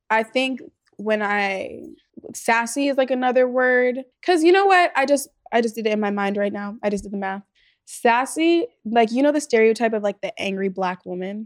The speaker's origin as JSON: {"language": "English", "town": "Los Angeles", "region": "California", "country": "United States", "tie": "born or raised there", "said": "we grew up in the valley, like, we grew up in Chatsworth"}